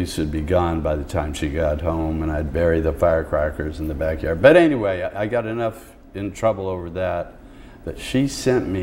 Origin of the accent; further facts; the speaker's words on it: Oakland, California, United States; now in Seattle, United States; I was born here in Oakland